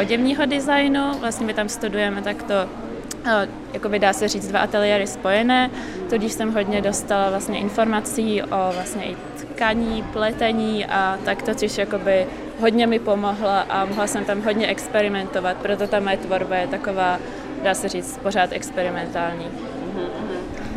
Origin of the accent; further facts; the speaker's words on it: Prague, Czechia; also born or lived in Liberec; já pocházím z Prahy původně